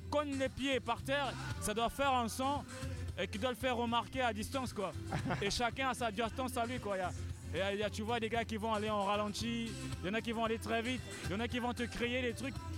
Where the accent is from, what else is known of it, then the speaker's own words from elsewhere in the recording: Republic of the Congo; Mundele, ça veut dire blanc chez nous